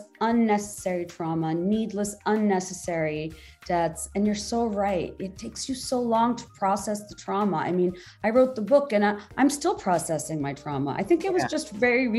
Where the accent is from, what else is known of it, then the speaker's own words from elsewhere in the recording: Bangladesh; I'm from Bangladesh